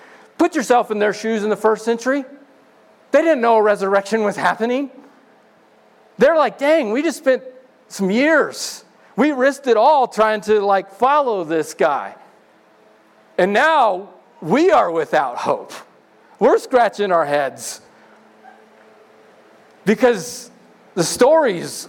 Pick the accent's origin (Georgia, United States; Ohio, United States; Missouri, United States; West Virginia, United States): Missouri, United States; I'm from Missouri.